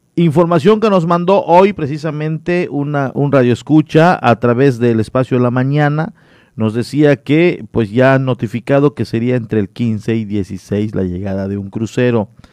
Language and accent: Spanish; Solferino, Quintana Roo, Mexico; moved away as an adult; now in Cozumel, Mexico; soy de Lázaro Cárdenas, allá en la bella comunidad de Solferino, Quintana Roo